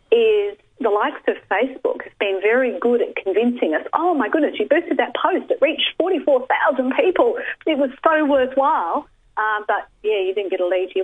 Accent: Australia; I'm Australian

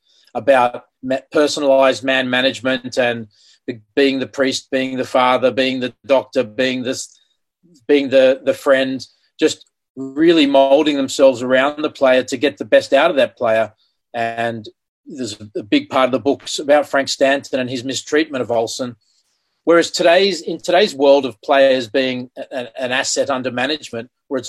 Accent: Australia; I grew up in Anglo Australia

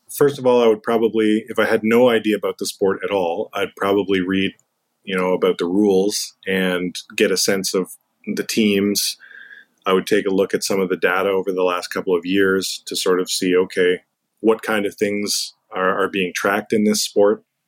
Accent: Canada; growing up in Canada, that's the sport that many of us played as kids

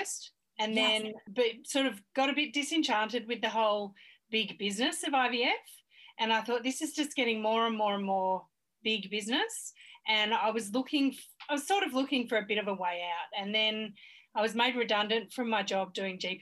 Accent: Australia; I'm so Australian.

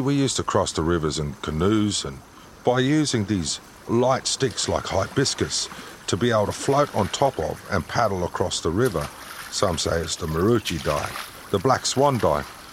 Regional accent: Brisbane, Queensland, Australia; my country

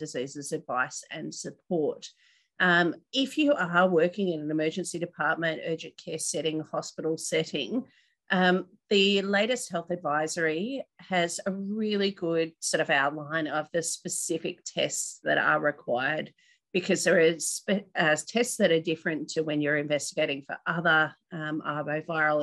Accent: North Queensland, Australia; moved away; I grew up in North Queensland

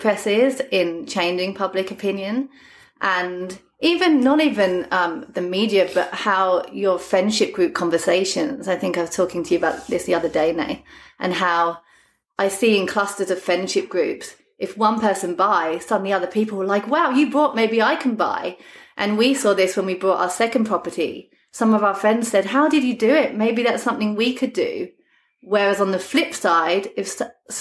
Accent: London, United Kingdom; moved away as an adult; now in South Coast, Australia; I come from London

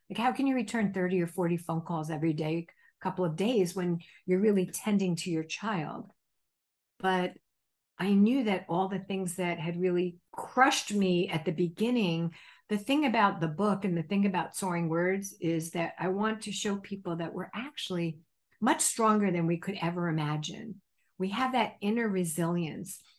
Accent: New Jersey, United States; When I was a child growing up in New Jersey

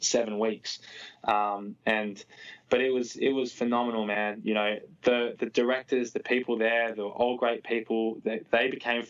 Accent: Australia; moved away as an adult; now in United States

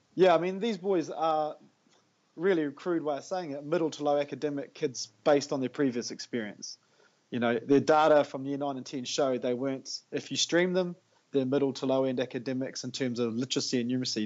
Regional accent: Tauranga, Bay of Plenty, New Zealand; now in Whakatane, New Zealand; I was actually born and raised in Tauranga, but I left there in 1999

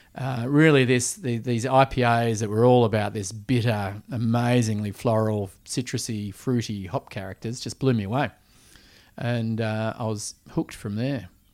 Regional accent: Perth, Western Australia, Australia; also born or lived in Switzerland / Vancouver, Canada / Sydney; growing up in Perth

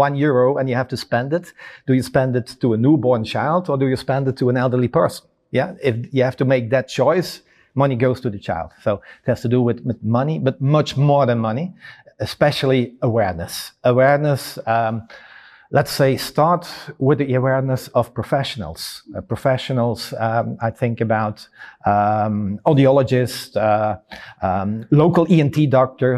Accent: Belgium; I come from Belgium

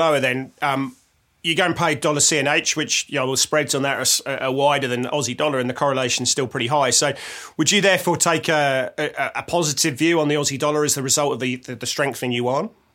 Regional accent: England, United Kingdom; I'm English

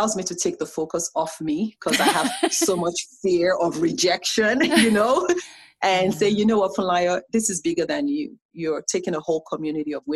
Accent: Nigeria; now in United States; as a Nigerian

